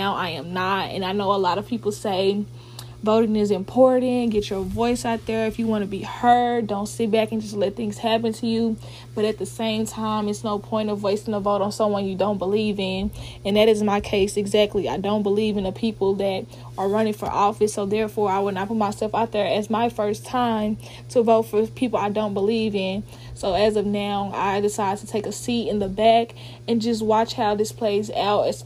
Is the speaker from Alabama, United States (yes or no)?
no; Dallas, Texas, United States; moved away as an adult; also born or lived in Ohio; now in Oklahoma, United States; I am from Dallas, Texas